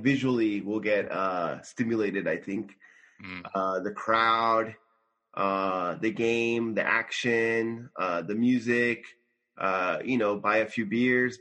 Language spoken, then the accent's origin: English; Simi Valley, California, United States; now in Tokyo, Japan; I'm from Simi Valley, California